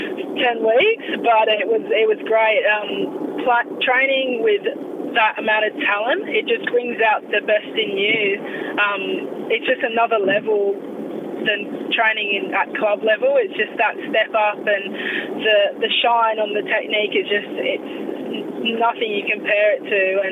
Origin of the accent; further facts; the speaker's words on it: Australia; also born or lived in England; Well, I moved over when I was 6. Moved over to Australia